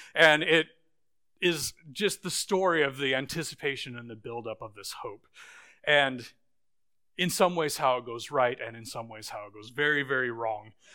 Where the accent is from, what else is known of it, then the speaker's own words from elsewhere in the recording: Boise, Idaho, United States; moved away; when I was a little kid, I grew up in Boise, Idaho